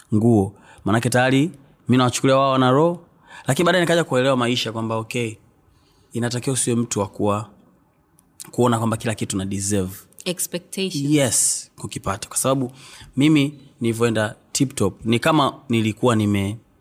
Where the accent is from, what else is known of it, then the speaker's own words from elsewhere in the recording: Mbeya, Tanzania; also born or lived in Tukuyu (ancestral, Nyakyusa); asili yangu ni huko lakini nimezaliwa Mbeya mjini. Uh, nimekulia Mbeya mjini Nzovwe